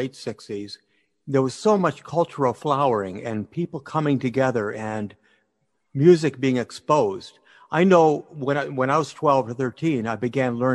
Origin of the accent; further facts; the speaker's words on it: United States; also born or lived in Massachusetts / Niagara Falls, New York; I was raised in Massachusetts and in Niagara Falls, New York